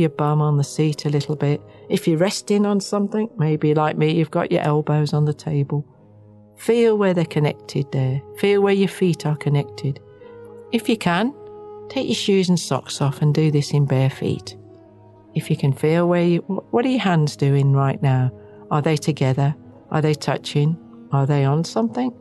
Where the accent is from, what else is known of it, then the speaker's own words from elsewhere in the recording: Wales, United Kingdom; now in New Zealand; I'm Welsh